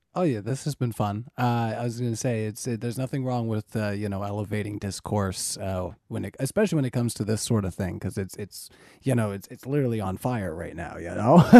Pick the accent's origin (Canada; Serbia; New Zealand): Canada; I'm Canadian